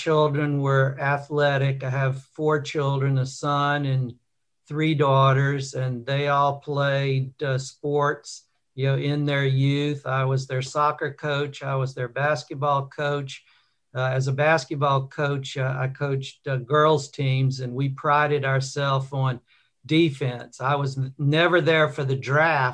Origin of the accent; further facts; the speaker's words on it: Mobile, Alabama, United States; also born or lived in Birmingham, Alabama; I was born in Birmingham, Alabama, grew up in Mobile along the Gulf Coast